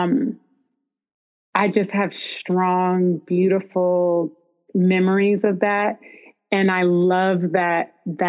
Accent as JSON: {"language": "English", "area": "Bay Area", "region": "California", "country": "United States", "tie": "born or raised there", "said": "growing up in the Bay Area"}